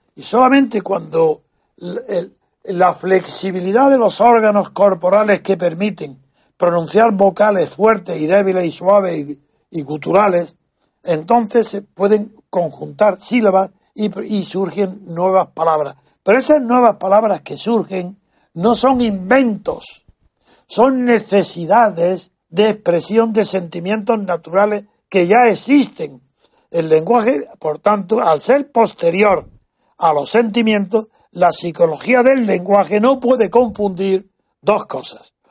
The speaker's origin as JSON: {"language": "Spanish", "region": "Andalusia", "country": "Spain", "said": "Yo soy andaluz"}